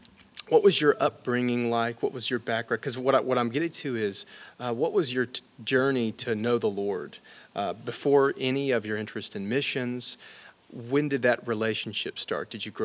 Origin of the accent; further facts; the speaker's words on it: Alabama, United States; I'm from Alabama